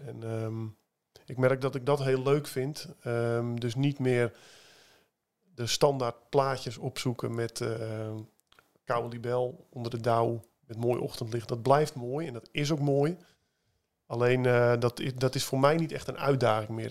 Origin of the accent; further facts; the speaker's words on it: Wieringermeer polder, North Holland, Netherlands; moved away; Ik kom uit de Wieringenmeerpolder, ben ik opgegroeid